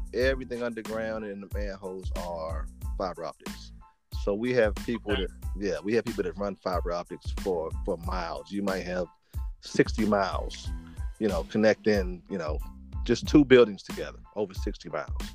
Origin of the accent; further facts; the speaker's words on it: Washington, District of Columbia, United States; now in Maryland, United States; I'm from Washington D.C. Um, currently living in I live in Maryland, which is about ten minutes outside of um, outside of D.C. Um, okay. mm-hmm. Yeah, been here all my life. You know, born and raised here